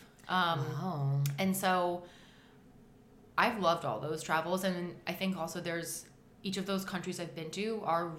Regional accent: United States; also born or lived in Jordan; as someone who's obviously American in my appearance and when I speak

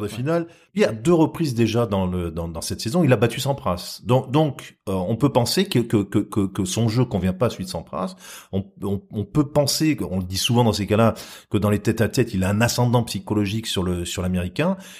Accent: Marseille, Provence-Alpes-Côte d'Azur, France; je suis marseillais

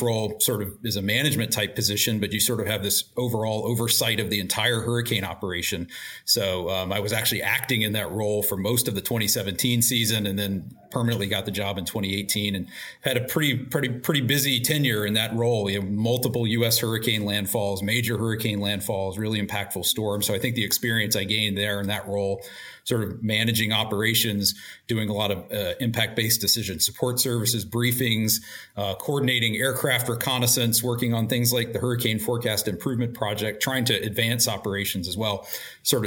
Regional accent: Roanoke, Virginia, United States; I grew up in Roanoke, Virginia

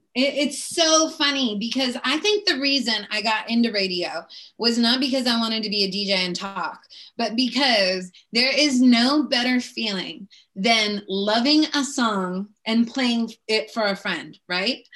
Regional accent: Seattle, Washington, United States; I grew up in Seattle

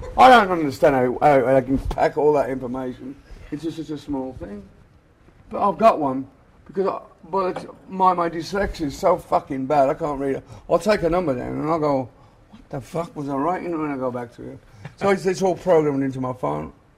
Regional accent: England, United Kingdom; moved away; we came from England

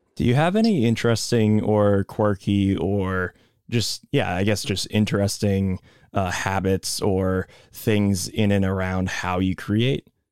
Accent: Boston, Massachusetts, United States; we're both from Boston

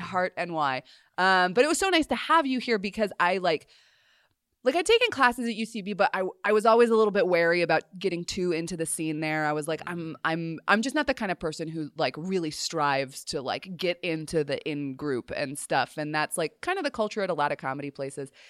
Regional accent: Colorado, United States; moved away; growing up in Colorado, just because you're, and particularly, like, we lived on a mountain

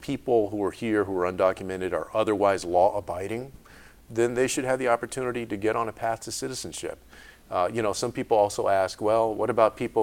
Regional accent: San Antonio, Texas, United States; my hometown of San Antonio. Because I had grown up there on the west side of that city in the public schools

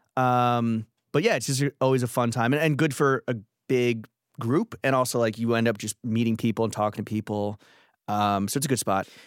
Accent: New York City, New York, United States; I grew up in Stuytown

